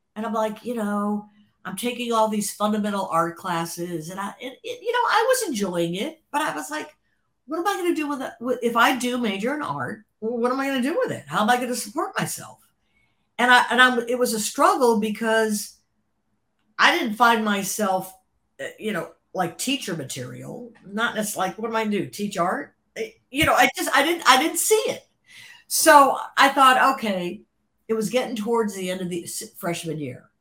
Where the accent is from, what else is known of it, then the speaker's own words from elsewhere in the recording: Cleveland, Ohio, United States; moved away as an adult; now in Los Angeles, United States; growing up in Cleveland, Cleveland is uh, it, it's just by nature of the suburbs